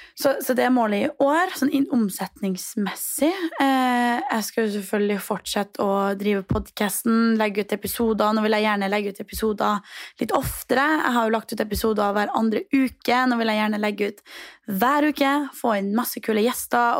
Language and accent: Norwegian; Trondheim, Trøndelag, Norway; moved away as an adult; now in Copenhagen, Denmark; hjemme i Trondheim